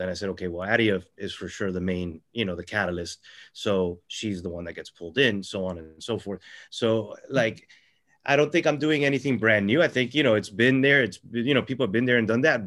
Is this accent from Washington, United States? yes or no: no; Florida, United States; I'm a local writer. I'm from Florida.